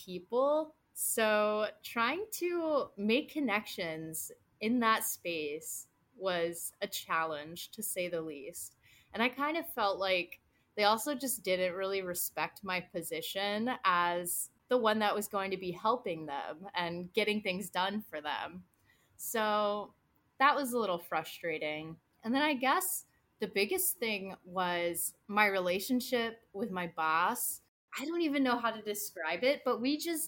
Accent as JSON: {"language": "English", "town": "Cincinnati", "region": "Ohio", "country": "United States", "tie": "born or raised there", "also_born_or_lived": "Michigan / Boston", "moved": "as an adult", "said": "I started off in Cincinnati. I was born and raised in the Midwest"}